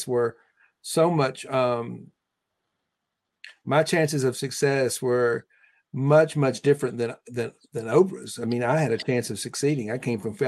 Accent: Deep South, United States; We were both born in 1954 in the Deep South.

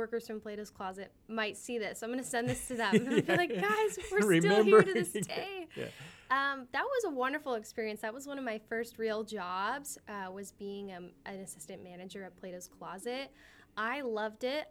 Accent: California, United States; accent: American; growing up in California, obviously when I speak Spanish, I have an American accent

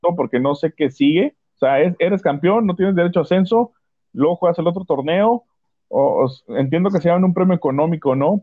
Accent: Tampico, Tamaulipas, Mexico; somos de Tampico ambos, Tampico Madero.

